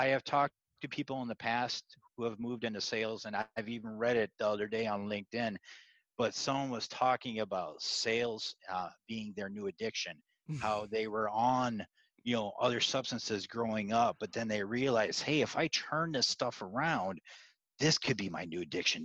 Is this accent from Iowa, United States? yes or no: yes; Iowa, United States; I grew up in Iowa